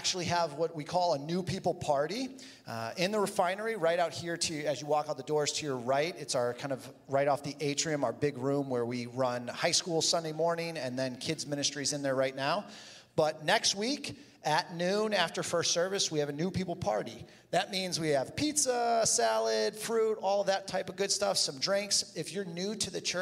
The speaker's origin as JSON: {"language": "English", "town": "Toledo", "region": "Ohio", "country": "United States", "tie": "born or raised there", "said": "I grew up in Toledo"}